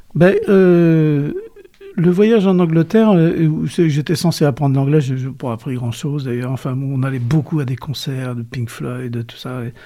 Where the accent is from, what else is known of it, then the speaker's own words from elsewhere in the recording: Cholet, Pays de la Loire, France; Je suis né à Cholet.